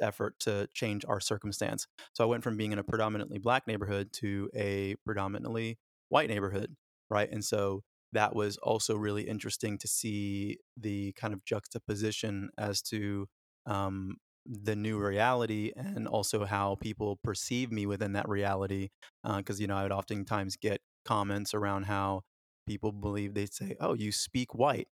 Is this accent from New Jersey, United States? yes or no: no; Los Angeles, California, United States; born or raised there; also born or lived in Florida / Jamaica